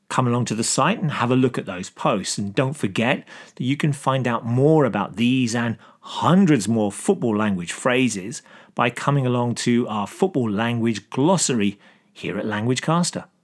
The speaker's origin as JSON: {"language": "English", "town": "Brisbane", "region": "Queensland", "country": "Australia", "said": "I'm from Brisbane and I'm a West Ham supporter"}